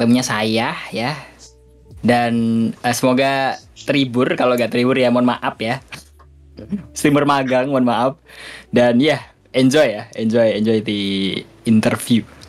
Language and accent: Indonesian; Kudus, Central Java, Indonesia; di kotaku Kudus ada dua Sunan